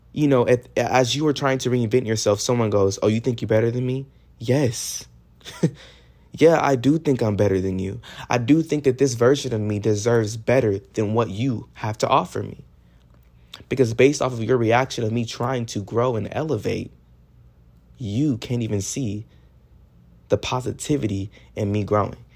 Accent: Texas, United States; I'm from Texas

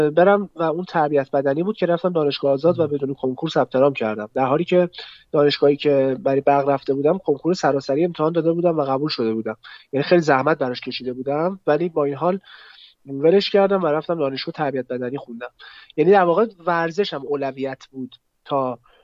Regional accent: Tehran, Tehran Province, Iran; متولد 73 متولد تهرانم غرب تهران بودیم از اول الان هستیم

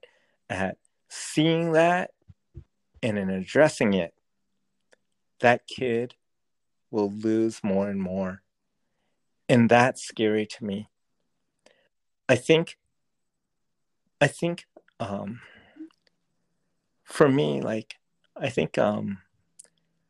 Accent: Rhode Island, United States; Growing up in Rhode Island, I was whitewashed

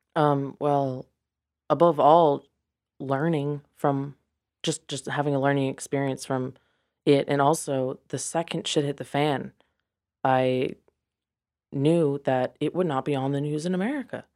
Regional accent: Mount Pleasant, South Carolina, United States; also born or lived in Charleston, South Carolina / Santiago, Chile; I am from Mount Pleasant

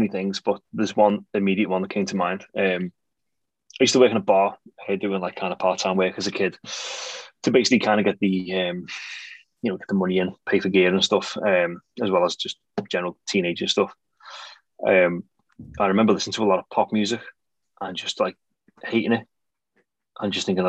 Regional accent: Bootle, North West England, United Kingdom; I grew up in Bootle, which is technically just outside Liverpool. It's in Sefton, but it's an L postcode.

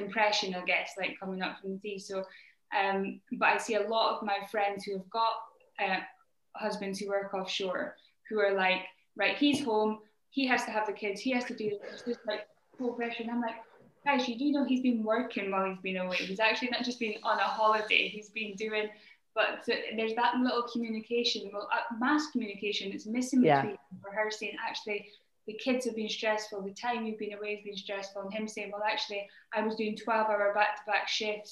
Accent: Aberdeen, Scotland, United Kingdom; I'm from Aberdeen in Scotland

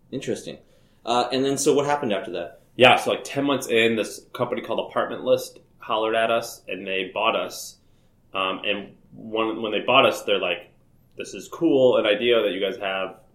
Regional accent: Nashville, Tennessee, United States; And so I ended up hosting a conference because I was from Nashville and that was like where all the live music was.

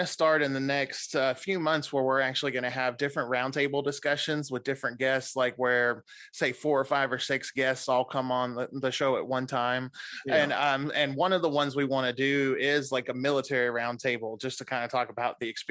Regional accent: Clarksville, Tennessee, United States; I grew up in Clarksville

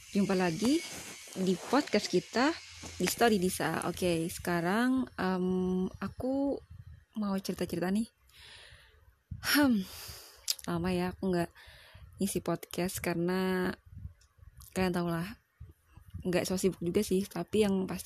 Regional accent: Hulu Sungai Tengah, South Kalimantan, Indonesia; aku itu dari Kalimantan Selatan uh, lebih tepatnya di Hulu Sungai Tengah aku nggak terlalu bisa juga sih accent accent bahasa Inggris karena ya tau lah aku kan orang Indonesia banget bahkan aku tuh orang daerah gitu kan orang daerah Banjar

